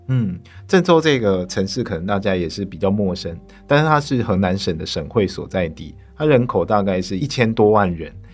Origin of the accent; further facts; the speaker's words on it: Tainan, Taiwan; 我的家乡台南